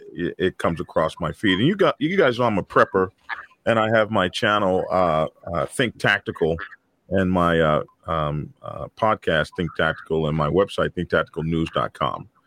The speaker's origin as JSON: {"language": "English", "town": "Oklahoma City", "region": "Oklahoma", "country": "United States", "tie": "born or raised there", "said": "my home state of Oklahoma. Uh, here in Oklahoma"}